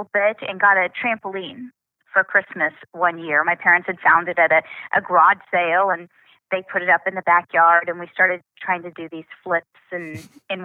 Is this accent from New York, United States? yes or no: no; Oklahoma, United States; also born or lived in Missouri; I really just kind of grew up in Oklahoma.